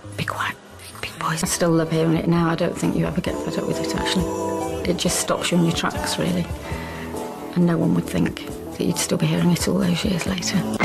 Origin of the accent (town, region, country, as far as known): Australia